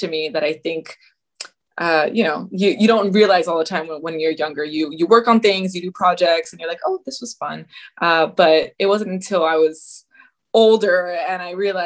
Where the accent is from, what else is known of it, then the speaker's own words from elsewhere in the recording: Miami, Florida, United States; also born or lived in North Carolina; I grew up in Miami, Florida, for the most part. We had a brief stint in North Carolina for a little bit